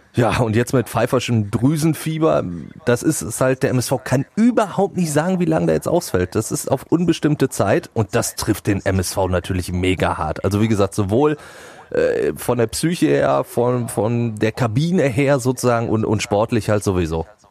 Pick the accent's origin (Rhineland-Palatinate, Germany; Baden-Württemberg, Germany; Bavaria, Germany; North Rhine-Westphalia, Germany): North Rhine-Westphalia, Germany; Duisburg; als äh, gebürtiger Duisburger